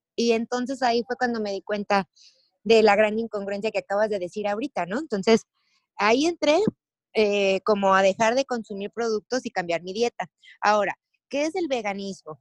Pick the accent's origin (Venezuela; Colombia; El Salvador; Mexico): Mexico; Jalisco; also born or lived in Tulum; Jalisco pues es donde yo nací